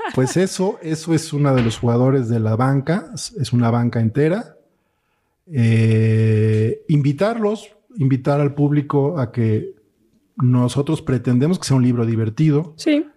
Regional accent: Mexico City, Mexico; yo soy de aquí de la Ciudad de México

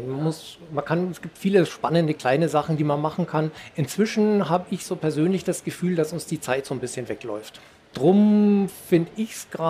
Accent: Thuringia, Germany; bei mir allein in Thüringen. Ich bin ja Thüringer

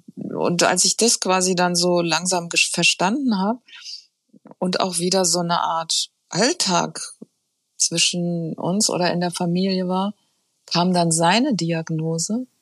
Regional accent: Taunus, Hesse, Germany; also born or lived in Frankfurt; bin aufgewachsen im Taunus

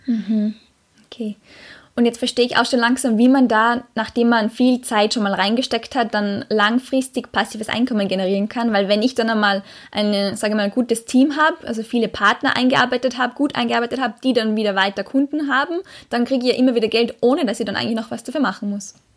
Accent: Austria; moved away as an adult

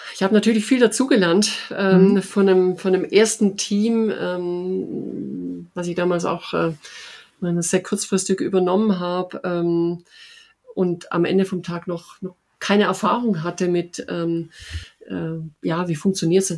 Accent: Upper Swabia, Baden-Württemberg, Germany; mein anderer Lieblingsort ist Oberschwaben. Äh, das ist meine Heimat, wie man sicherlich hört

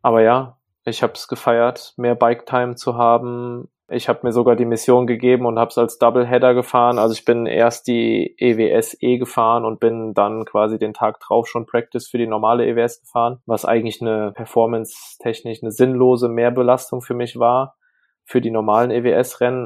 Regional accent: Burbach, North Rhine-Westphalia, Germany; der Ort, wo ich groß geworden bin, Burbach, hat ungefähr 5000 Einwohner

